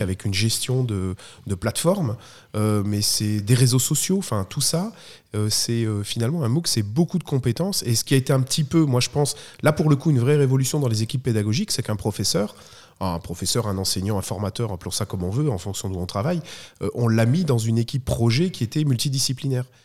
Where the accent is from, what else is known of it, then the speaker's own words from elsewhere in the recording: Belgium; je suis belge, très belge aussi